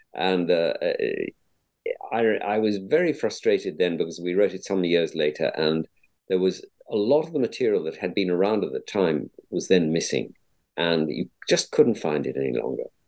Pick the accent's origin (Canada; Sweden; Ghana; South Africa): South Africa; Cape Town, Western Cape; moved away; I'm a South African by origin, born born brought up in Cape Town